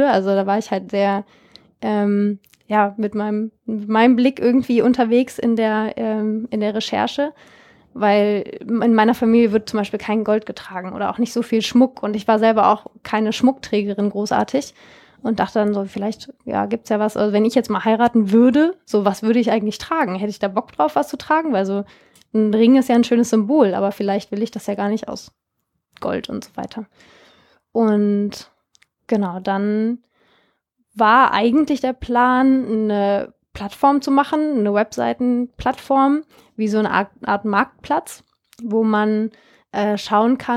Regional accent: Germany; inwiefern hängt eigentlich Deutschland, das Land, wo ich herkomme, in solchen Rohstoffkonflikten wie Peru oder auch Philippinen oder Südafrika mit drin

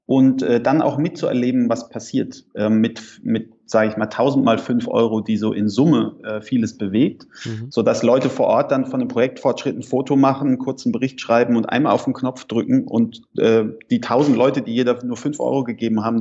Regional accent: Heidelberg, Baden-Württemberg, Germany; ich bin in Heidelberg aufgewachsen, in Süddeutschland

